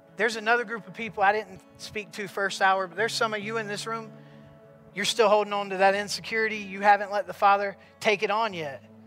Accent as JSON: {"language": "English", "region": "South Carolina", "country": "United States", "tie": "born or raised there", "said": "growing up in South Carolina, I always believed in God"}